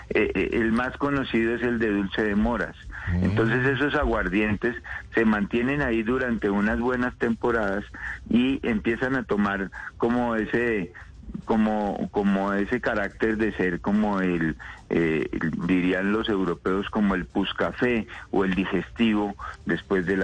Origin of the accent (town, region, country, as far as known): Colombia